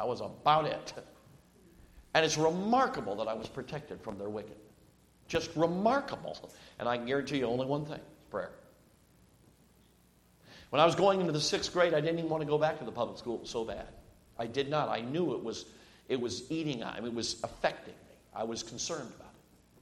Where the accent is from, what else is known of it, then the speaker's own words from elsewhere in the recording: Chicago, Illinois, United States; also born or lived in Durango, Colorado; I moved from Durango, Colorado, at 6 years old to Chicago, Illinois